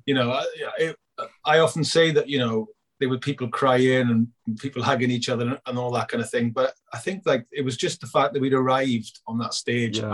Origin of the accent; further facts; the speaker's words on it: Merthyr Tydfil, Wales, United Kingdom; Merthyr again, my hometown club